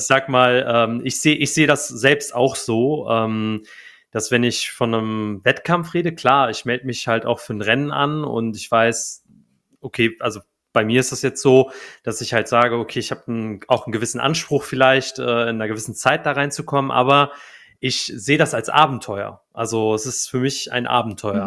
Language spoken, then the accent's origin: German; Cologne, North Rhine-Westphalia, Germany; moved away as an adult; ich bin wieder in meine alte Heimat gezogen, nach, also nach Köln.